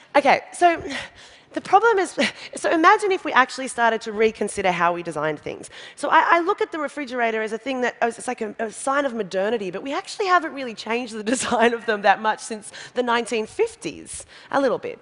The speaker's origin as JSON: {"language": "English", "country": "Australia", "said": "I'm from Australia, we have a population of 22 million"}